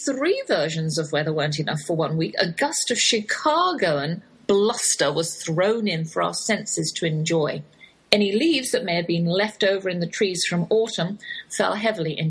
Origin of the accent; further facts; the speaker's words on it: Oxford, South East England, United Kingdom; accent: English, Oxford drawl; moved away as an adult; now in Texas, United States; that's my English accent you're hearing. Though I have lived in the Lone Star State half my life, I cannot shake the Oxford drawl